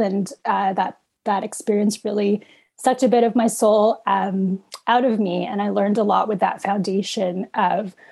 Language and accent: English; Canada; also born or lived in Philippines; I was an infant immigrant in what is known today as Canada. And I was born in the Philippines and came here when I was about 4 or 5 years old